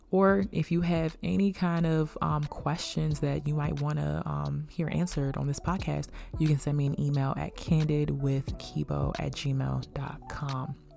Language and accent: English; Beltsville, Maryland, United States; I'm from Bellsville, Maryland